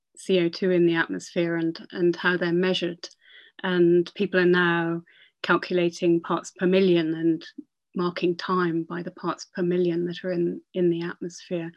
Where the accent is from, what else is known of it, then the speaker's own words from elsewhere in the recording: Northumberland, North East England, United Kingdom; now in Oxford, United Kingdom; When I was growing up in Northumberland